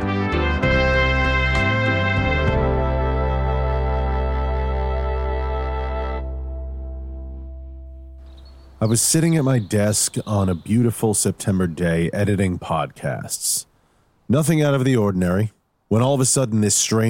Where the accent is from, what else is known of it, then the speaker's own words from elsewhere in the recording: Levittown, New York, United States; I grew up on Long Island in a town called Levittown